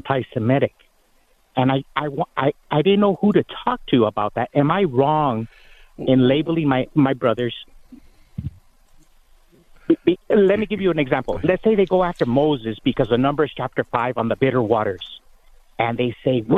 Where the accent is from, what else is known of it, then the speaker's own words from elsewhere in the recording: Mexico; first language Spanish; English is a second language; now in United States; I'm Mexican.